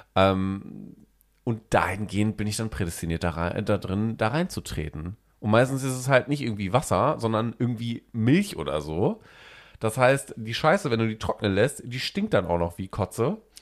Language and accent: German; North Rhine-Westphalia, Germany; now in Hamburg, Germany; Bei uns in Ostwestfalen, da wo ich ja wegkomme